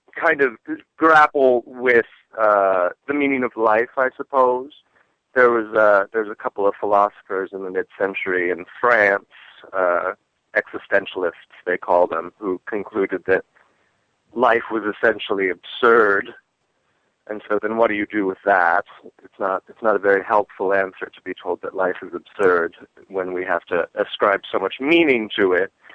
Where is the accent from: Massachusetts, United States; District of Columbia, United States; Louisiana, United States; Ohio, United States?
District of Columbia, United States; Washington; also born or lived in Great Falls, Virginia; now in Los Angeles, United States; I was born in the District of Columbia